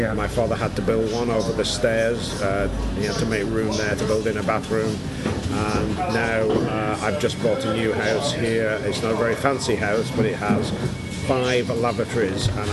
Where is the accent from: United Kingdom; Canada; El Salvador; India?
United Kingdom; Lancashire, North West England; moved away as an adult; also born or lived in Manchester / London / Belfast / Cardiff; I was born in Lancashire in the northwest of England